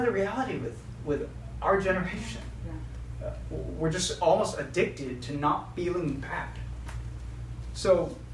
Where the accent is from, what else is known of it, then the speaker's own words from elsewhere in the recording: United States; we're American